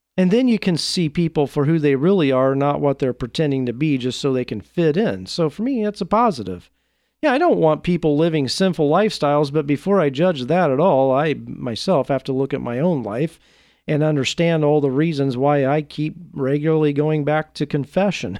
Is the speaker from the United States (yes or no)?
yes; Oregon, United States; my home state of Oregon